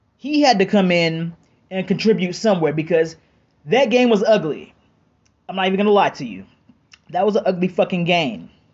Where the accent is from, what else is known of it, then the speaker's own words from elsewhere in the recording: Cleveland, Ohio, United States; I'm from Cleveland